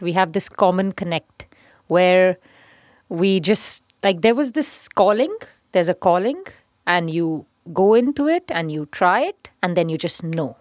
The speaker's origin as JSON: {"language": "English", "region": "Punjab", "country": "India", "said": "From Punjab."}